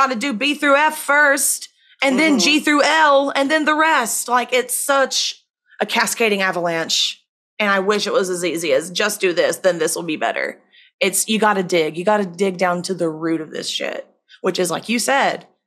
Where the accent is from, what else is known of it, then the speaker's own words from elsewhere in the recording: Virginia, United States; in my home state of Virginia